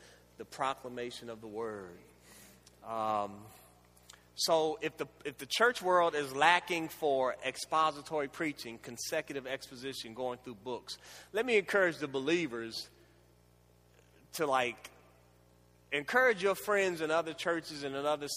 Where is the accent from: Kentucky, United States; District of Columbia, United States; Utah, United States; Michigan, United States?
District of Columbia, United States; Washington; Growing up in the Washington, D.C. area, which was Chocolate City at that time